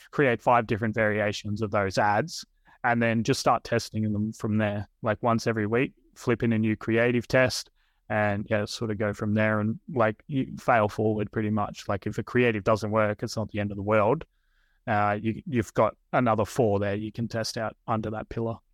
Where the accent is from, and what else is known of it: Australia